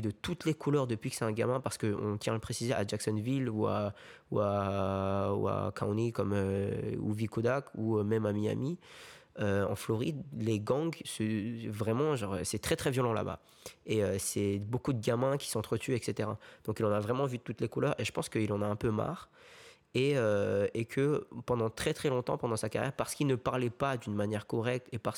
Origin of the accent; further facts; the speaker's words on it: South Korea; Moi, tu vois, moi, quand je rentre chez moi, en Corée, je fais des bisous à maman, je lui fais des câlins, tu vois.